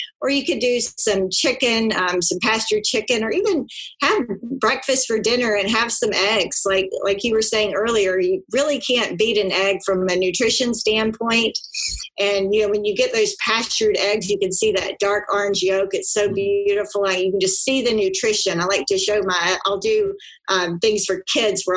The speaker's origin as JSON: {"language": "English", "region": "South Georgia", "country": "United States", "tie": "born or raised there", "said": "I grew up in South Georgia and we were a meat eater"}